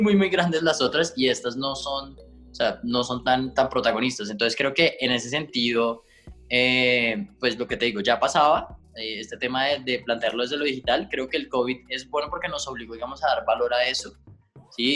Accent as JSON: {"language": "Spanish", "country": "Colombia", "said": "como colombianos"}